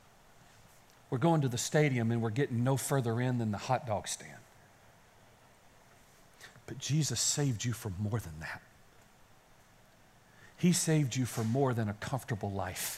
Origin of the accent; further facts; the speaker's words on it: Kaysen, Texas, United States; I grew up in Kaysen, as you know, and there are no guitar stores in Kaysen because there were no stores in Kaysen